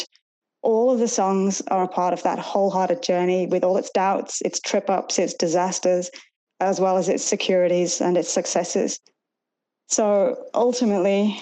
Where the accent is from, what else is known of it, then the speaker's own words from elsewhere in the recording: Chester-le-Street, North East England, United Kingdom; accent: Northern; moved away as an adult; now in Australia; my hometown in England, Chesterley Street